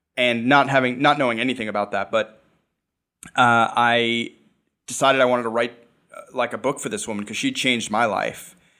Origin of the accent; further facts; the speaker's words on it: New York, United States; I'm a New Yorker. I've been a New Yorker for most of my life